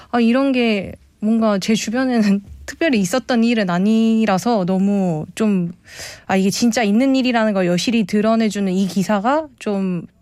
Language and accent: Korean; South Korea; 그래서 저는 뭐뭐 뭐 옛날 제가 이제 그러니까 서울 사람도 아니고